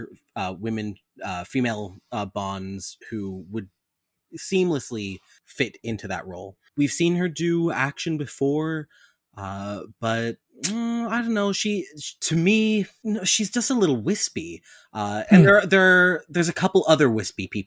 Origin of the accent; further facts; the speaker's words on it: Canada; I'm also Canadian